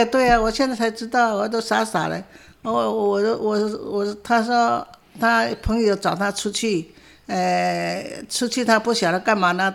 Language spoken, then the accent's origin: Chinese; Taiwan; 我们台湾话叫喝彩